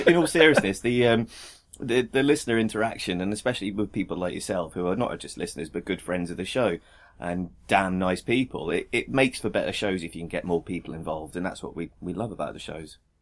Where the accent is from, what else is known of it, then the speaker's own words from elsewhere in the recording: United Kingdom; as a Brit